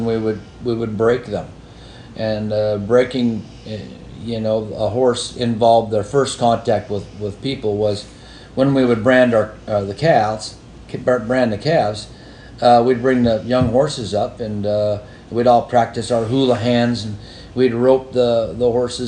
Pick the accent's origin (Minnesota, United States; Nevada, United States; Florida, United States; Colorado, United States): Colorado, United States; Denver; moved away as an adult; also born or lived in Montana / Southern California; now in Kentucky, United States; I was born there in Denver in 57 and graduated high school there